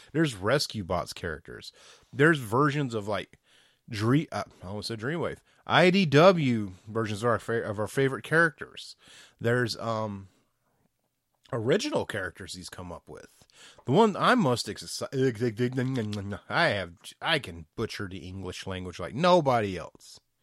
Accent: the South, United States; I'm from the South

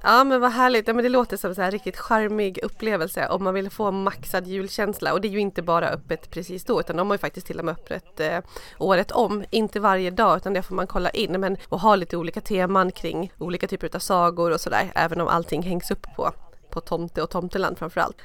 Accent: Borlänge, Dalarna County, Sweden; also born or lived in Australia; now in Stockholm, Sweden; jag är född och uppvuxen i eh, Bålänge eh, som ligger i södra Dalarna eller typ mellersta Dalarna

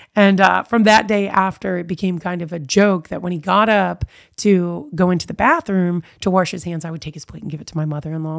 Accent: Eastern Shore, Maryland, United States; also born or lived in Baltimore, Maryland / Fairfax, Virginia; now in Warrenton, United States; I was raised on the Eastern Shore in Maryland, born in Baltimore

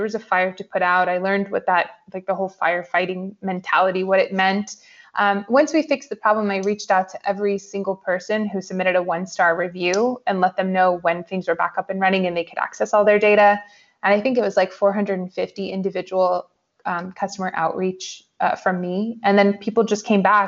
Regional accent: New York, United States; moved away as an adult; also born or lived in San Francisco; So I'm originally from New York, and like any good New Yorker, I started my career on Wall Street

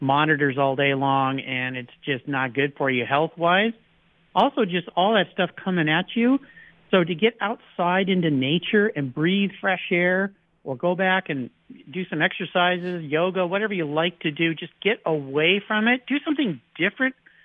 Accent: San Diego, California, United States; I was fortunate to grow up in La Jolla, California, really nice neighborhood north of San Diego

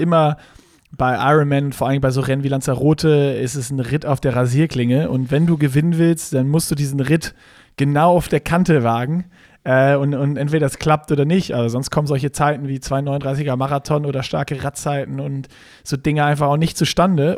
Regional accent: Germany; Wir sind Deutsche

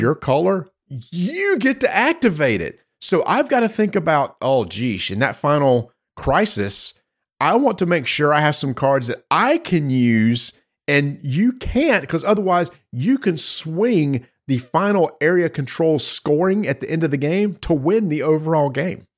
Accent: North Carolina, United States; I'm from North Carolina.

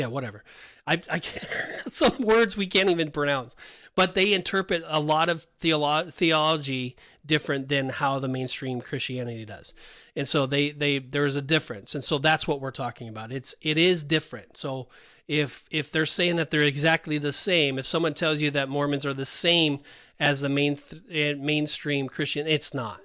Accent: Laguna Beach, California, United States; I grew up in Laguna Beach

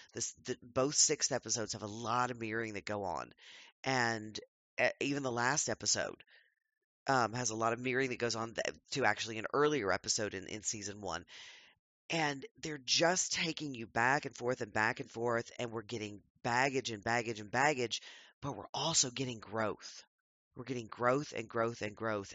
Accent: United States

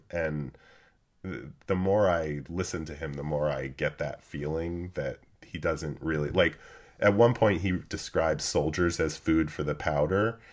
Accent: United States; we're American

